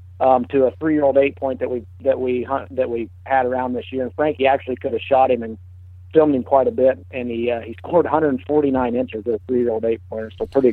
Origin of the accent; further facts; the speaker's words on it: Illinois, United States; of course, with Bowhunter Die and bowhunting.com, and I'm from Fulton County, Illinois, and I live outside of a small town called Ipava.